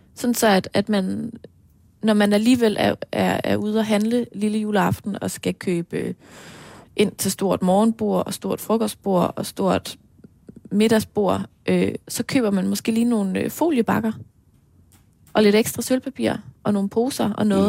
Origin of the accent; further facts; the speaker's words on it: Aarhus, Central Denmark Region, Denmark; hjemme i Aarhus, ude i Marcellesborg